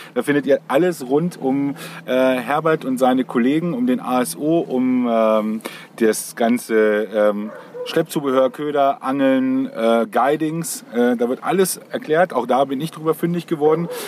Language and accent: German; the North, Northern Germany, Germany; bei uns, also wo ich herkomme im Norden